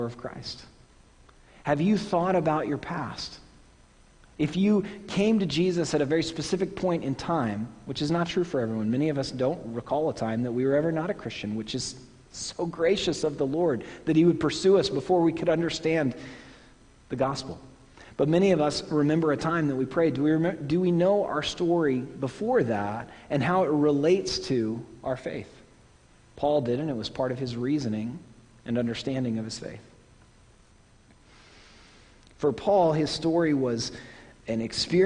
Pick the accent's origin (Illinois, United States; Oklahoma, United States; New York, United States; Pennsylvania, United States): Oklahoma, United States; now in New England, United States; my home state is not in the South? Oklahoma is not in the South